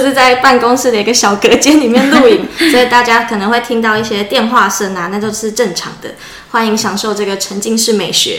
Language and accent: Chinese; Changhua County, Taiwan; 我是彰化人